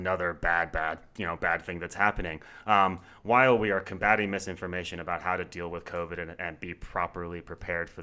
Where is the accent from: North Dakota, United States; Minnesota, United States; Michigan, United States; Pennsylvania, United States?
Pennsylvania, United States; moved away as an adult; now in Colorado, United States; I grew up in Pennsylvania, and voting in Pennsylvania is difficult